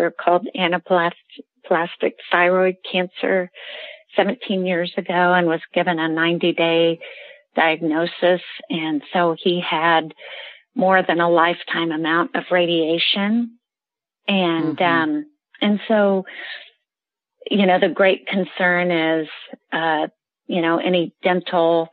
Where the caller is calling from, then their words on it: Kansas City, United States; I'm calling from Kansas City